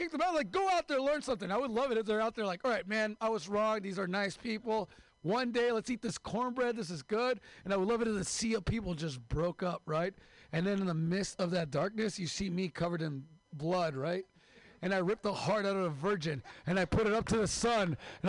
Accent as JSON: {"language": "English", "town": "Mexicali", "region": "Baja California", "country": "Mexico", "said": "I'm from Mexico, Mexicali, the real California."}